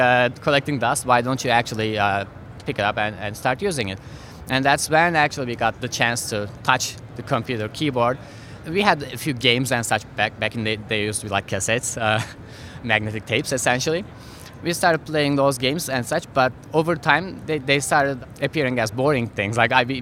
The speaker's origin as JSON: {"language": "English", "town": "Istanbul", "country": "Turkey", "tie": "born or raised there", "moved": "yes", "said": "I'm originally from Turkey. My hometown is Istanbul."}